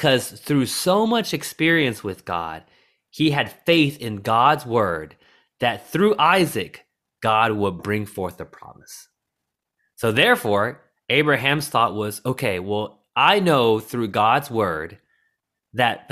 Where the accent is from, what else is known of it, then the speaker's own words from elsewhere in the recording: the South, United States; Growing up in the South and watching movies about sports